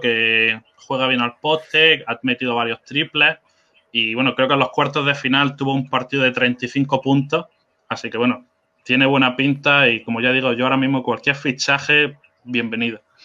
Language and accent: Spanish; Spain; also born or lived in south of England; now in England; yo no soy inglés, soy de España, pero que estoy aquí viviendo y trabajando.